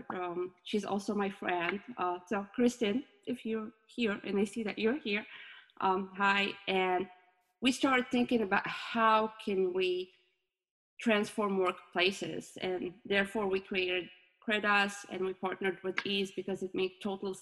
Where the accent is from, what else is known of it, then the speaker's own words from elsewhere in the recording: Morocco; moved away as an adult; now in United States; My home country is Morocco, and I moved to the US 7 years ago.